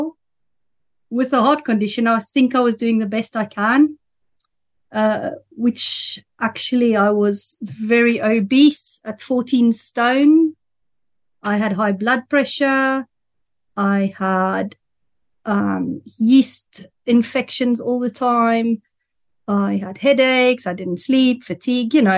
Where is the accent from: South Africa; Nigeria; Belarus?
South Africa; accent: South African; now in Andover, United Kingdom; But that's where I'm living, but my accent is from South Africa